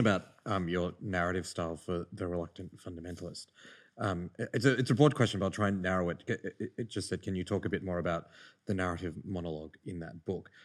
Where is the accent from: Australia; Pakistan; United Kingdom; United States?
Pakistan; Lahore, Punjab; born in Lahore